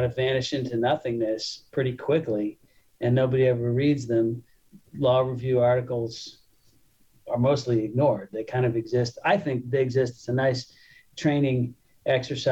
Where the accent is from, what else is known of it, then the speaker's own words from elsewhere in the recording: California, United States; As a Californian